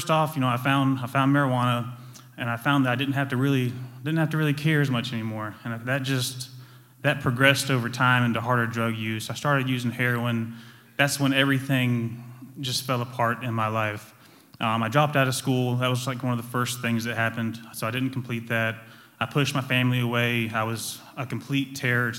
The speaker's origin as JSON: {"language": "English", "town": "Dillon", "region": "South Carolina", "country": "United States", "tie": "born or raised there", "said": "So I grew up in Dillon. I went to Dillon Christian School"}